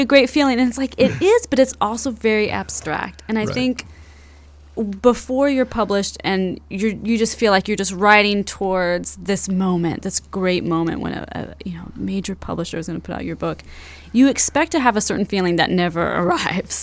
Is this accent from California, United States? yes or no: yes; Fresno, California, United States; moved away as an adult; now in Chicago, United States; we grew up in Fresno, California, in the valley